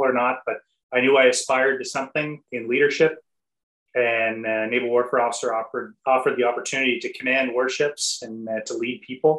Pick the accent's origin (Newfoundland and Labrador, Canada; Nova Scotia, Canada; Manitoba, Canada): Nova Scotia, Canada; So I am a blue noser by background. So I am from Nova Scotia, grew up, born and raised here.